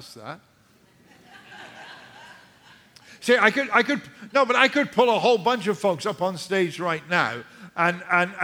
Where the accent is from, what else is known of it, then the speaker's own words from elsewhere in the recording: United Kingdom; now in United States; I'm British